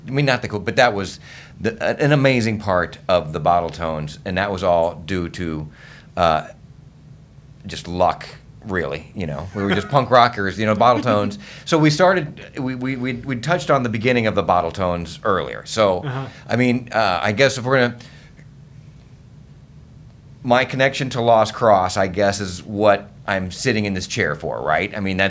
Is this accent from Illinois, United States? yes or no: yes; Carbondale, Illinois, United States; So I grew up in Carbondale. I'm a Unity Point Trojan. I'm a Terrier.